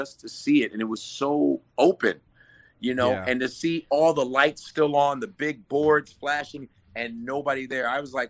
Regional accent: Chicago, Illinois, United States; moved away; also born or lived in New York; I'm originally from Chicago

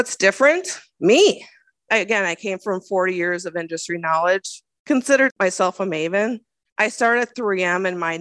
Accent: Minnesota, United States; As a Minnesotan

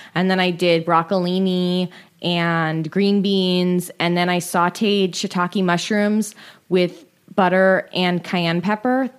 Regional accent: San Francisco, California, United States; I grew up in San Francisco

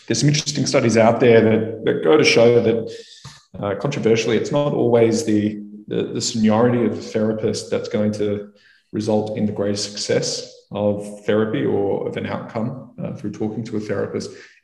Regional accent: Melbourne, Victoria, Australia; suicide is the leading cause of death for men under the age of 48 in Australia, where I grew up in Melbourne.

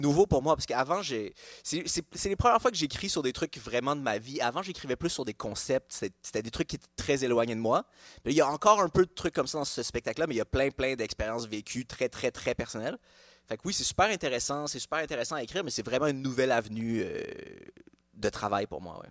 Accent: Montreal, Quebec, Canada; also born or lived in Laval; je suis né dans un hôpital à Laval, mais j'ai grandi à Montréal

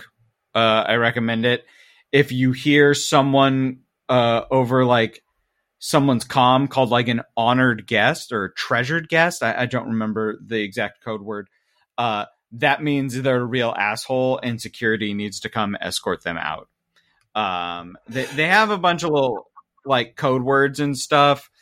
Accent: Midwest, United States; I'm from the Midwest

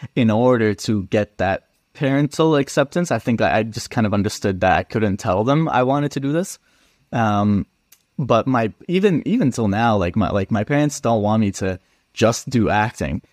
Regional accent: Edmonton, Alberta, Canada; I grew up in Edmonton

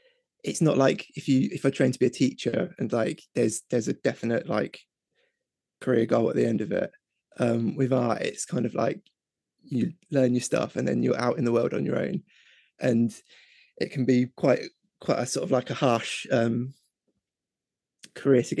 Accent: Reading, South East England, United Kingdom; I'm from Reading in England

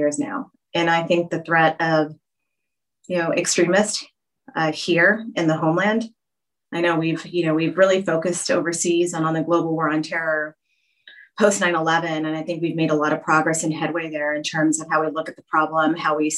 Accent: Texas, United States; I'm from Texas and we take our marching bands really seriously down there

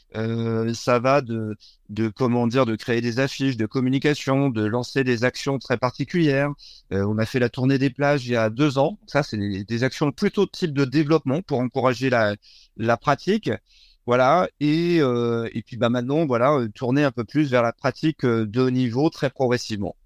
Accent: Brittany, France; je suis, un breton

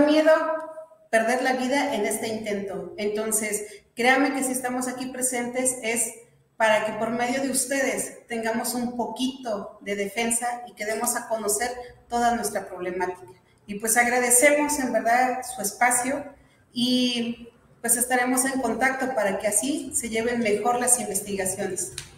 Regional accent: Atitalaquia, Hidalgo, Mexico; soy originaria de Atitalaquia.

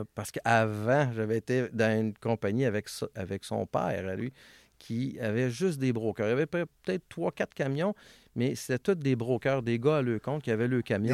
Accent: Vanier, Quebec, Canada; je suis né à Villevanier, euh, dans un quartier qui appelait ça le Parc Minoune

